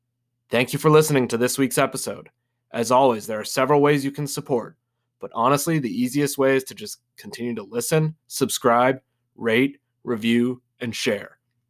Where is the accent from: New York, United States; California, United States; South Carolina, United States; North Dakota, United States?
North Dakota, United States; I am from North Dakota, and I can promise you that is how we say it up there.